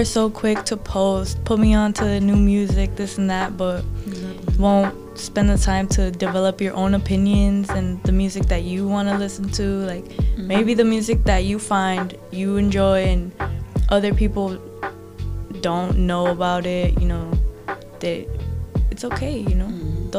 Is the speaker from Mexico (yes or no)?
yes; Mexico; Hey, I'm from Mexico, we from the south, for real, so we love country as long as it's in Spanish.